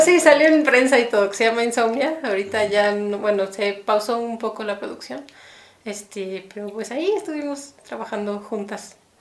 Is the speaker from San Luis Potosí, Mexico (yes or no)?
no; Mexico City, Mexico; moved away as an adult; also born or lived in United States; now in Guadalajara, Mexico; casi toda la vida he vivido en México